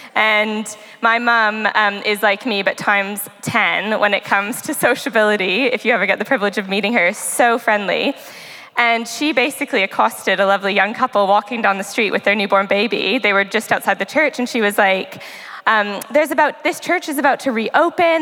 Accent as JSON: {"language": "English", "country": "Canada", "moved": "as an adult", "lives_now": "Southampton, United Kingdom", "said": "I'm from Canada"}